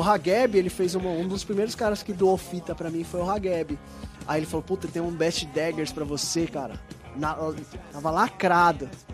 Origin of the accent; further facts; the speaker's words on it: São Paulo, Brazil; eu sou de Itaquera, Arthur Alvinha, ali da região